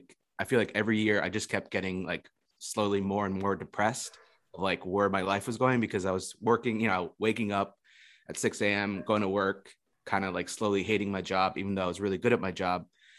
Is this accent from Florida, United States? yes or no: yes; Florida, United States; also born or lived in Indonesia; I'm originally from Florida, but I've been traveling for the past 2 years